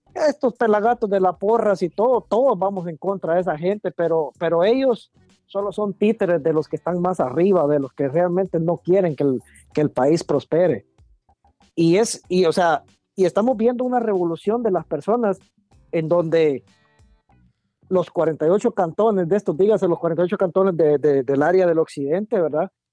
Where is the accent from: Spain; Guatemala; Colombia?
Guatemala; como guatemalteco